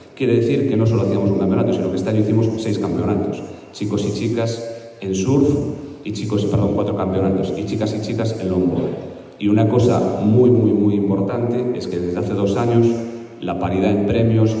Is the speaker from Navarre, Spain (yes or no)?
no; Galicia, Spain; dentro de Galicia pues capta muy bien lo que somos los gallegos